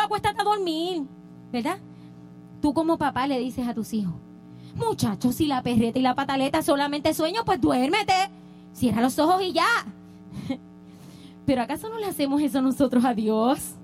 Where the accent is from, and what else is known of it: Puerto Rico; now in United States